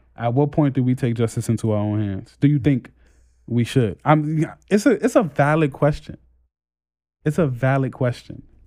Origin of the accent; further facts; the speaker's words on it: New York City, New York, United States; moved away as an adult; also born or lived in Canarsie, Brooklyn; I just moved from Brownsville to Canarsie, and I see the difference in how people react when I tell them where I live as a, like, when I said, "Oh, yeah, I'm from Brownsville